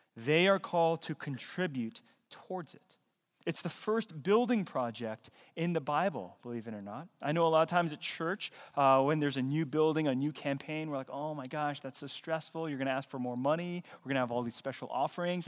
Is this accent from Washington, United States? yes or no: no; Fayetteville, North Carolina, United States; I was born in the U S. I was born in Fayetteville, Nor-, North Carolina.